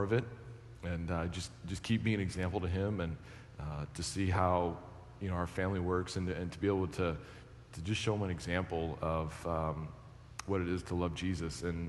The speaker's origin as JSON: {"language": "English", "region": "Western New York", "country": "United States", "tie": "born or raised there", "said": "growing up in Western New York"}